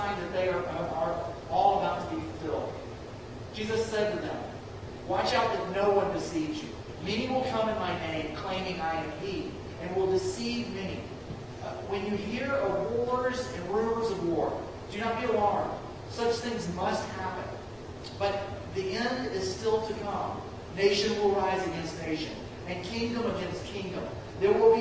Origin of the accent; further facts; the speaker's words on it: the South, United States; I'm a Southerner